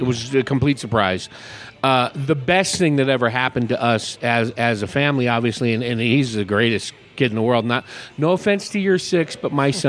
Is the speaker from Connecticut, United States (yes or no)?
no; California, United States; now in Paulden, United States; It's just south of Oakland. And it was a small community where we lived, a small community of six high schools, 150,000 people.